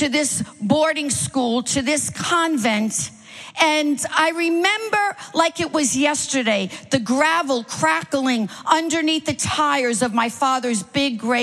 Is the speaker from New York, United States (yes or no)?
yes; New York City, New York, United States; I am a Manhattan girl. I grew up in Manhattan